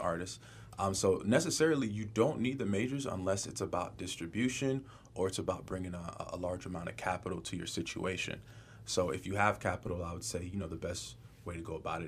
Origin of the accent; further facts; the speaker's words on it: West Palm Beach, Florida, United States; also born or lived in Denver, Colorado / Boca Raton, Florida; I'm from West Palm Beach, Florida.